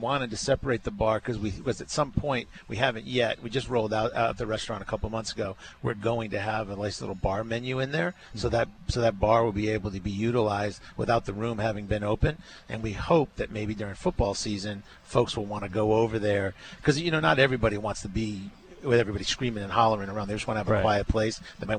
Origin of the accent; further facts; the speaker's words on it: Providence, Rhode Island, United States; now in Arkansas, United States; just being from Providence. I'm from Rhode Island